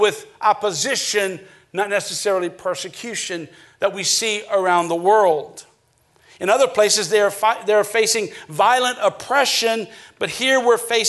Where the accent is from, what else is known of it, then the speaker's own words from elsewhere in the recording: Acadiana, Louisiana, United States; growing up in Acadiana